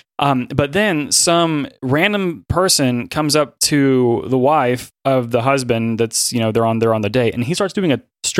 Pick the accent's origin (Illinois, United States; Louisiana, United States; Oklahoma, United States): Oklahoma, United States; Tulsa; I'm from Tulsa